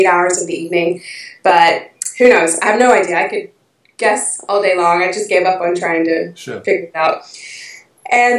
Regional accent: the South, Georgia, United States; moved away as an adult; now in London, United Kingdom; I'm originally from the States, in Georgia, in the South

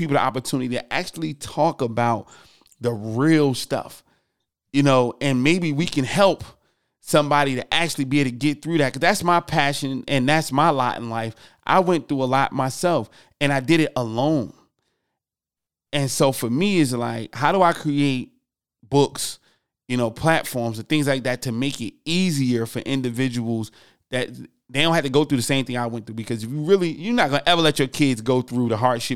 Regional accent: Newark, New Jersey, United States; I'm from Newark, New Jersey

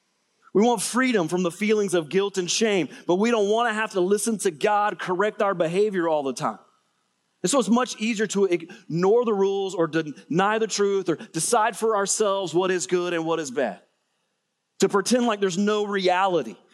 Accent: Middle Georgia, United States; I'm from Middle Georgia

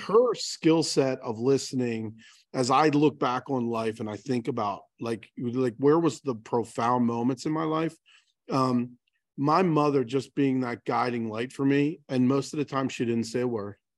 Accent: Baltimore, Maryland, United States; I'm born and raised in Baltimore

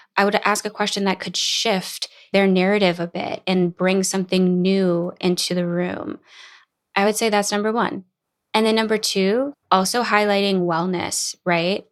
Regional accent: New Orleans, Louisiana, United States; moved away as an adult; also born or lived in Boston; now in Los Angeles, United States; growing up in New Orleans, I went to college in Boston, and then I moved to L

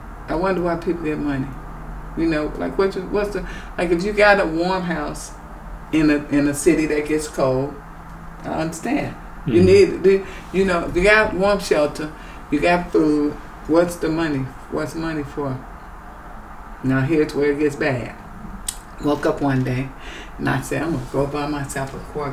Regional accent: Chicago, Illinois, United States; I'm from Chicago, outside of Chicago

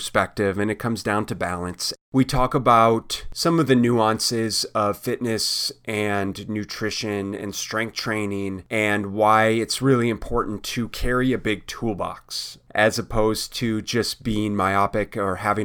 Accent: Minneapolis, Minnesota, United States; I grew up in Minneapolis

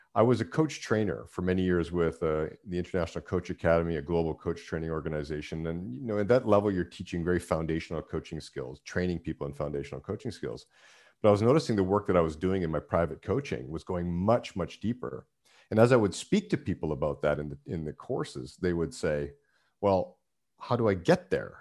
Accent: Canada; moved away; being Canadian, that's, that was the Canadian life

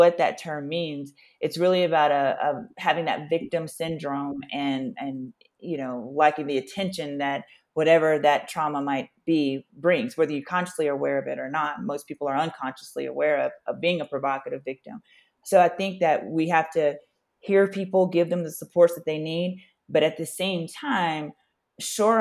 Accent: Louisiana, United States; as a Black person growing up in the South in Louisiana

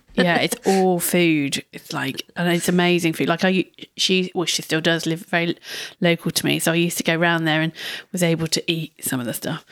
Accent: United Kingdom; we're terribly British over here

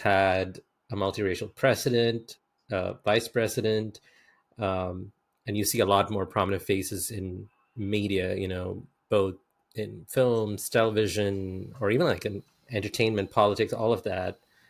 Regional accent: India; And I had to explain that I'm Indian, and she got even more confused.

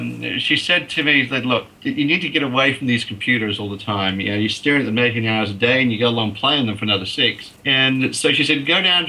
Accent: Canada; now in Australia; I actually was born in Australia, but I grew up in Canada.

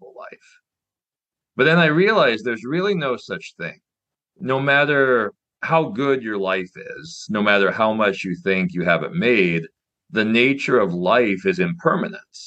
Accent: Nebraska, United States; I got into chess as a kid growing up in Nebraska

